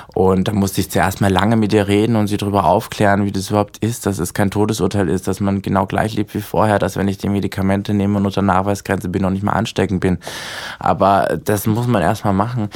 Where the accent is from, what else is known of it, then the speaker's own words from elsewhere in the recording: Austria; now in Berlin, Germany; ich komme ja eigentlich aus Österreich